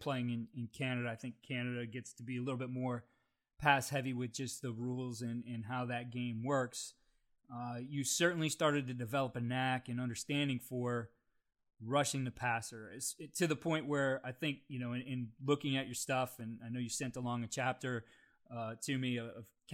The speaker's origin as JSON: {"language": "English", "region": "Ohio", "country": "United States", "said": "So now I am from Ohio"}